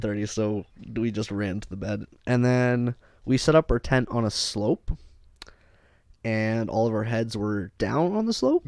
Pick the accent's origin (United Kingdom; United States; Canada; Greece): Canada; we're from Canada